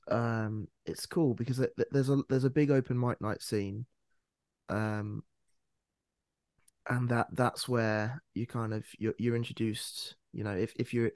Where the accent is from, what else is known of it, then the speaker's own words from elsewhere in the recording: Bedfordshire, East of England, United Kingdom; also born or lived in London / Cambodia; But I've been in Bedfordshire most of my life. I grew up here